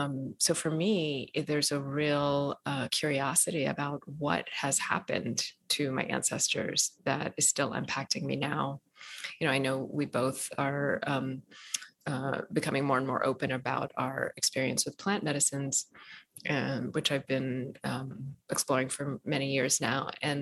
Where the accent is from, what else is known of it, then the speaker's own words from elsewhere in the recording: Ethiopia; born there; So, you know, where I come from, I was born in Ethiopia. I'm half Ethiopian, half Eritrean.